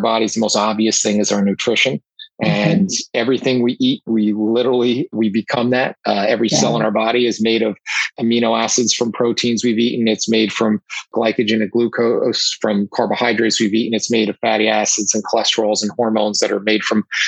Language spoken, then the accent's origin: English; United States; accent: New York, New Jersey; I'm in the New York, New Jersey area, as you can tell by my accent